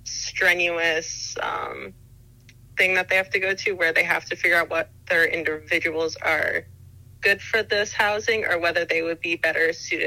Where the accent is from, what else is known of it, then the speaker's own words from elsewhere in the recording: New Jersey, United States; moved away; I grew up in New Jersey, which is very close to New York, so it was kind of something that I was used to seeing from a young age